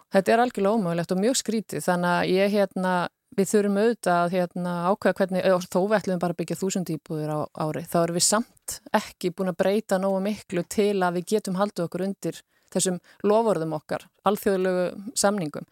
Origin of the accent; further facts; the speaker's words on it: Iceland; við erum Íslandingar